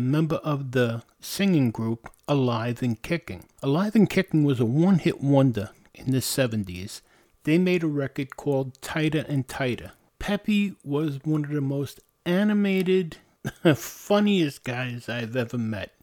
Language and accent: English; New York City, New York, United States; It's about growing up in New York City, uh, particularly the Bronx. The Bronx was a great place to grow up